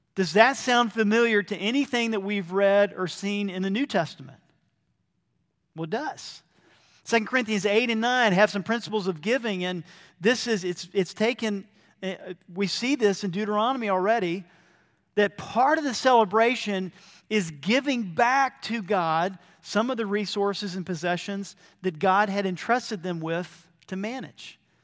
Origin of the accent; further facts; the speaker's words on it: Georgia, United States; moved away as an adult; also born or lived in Brazil; growing up in Georgia and then coming back to Georgia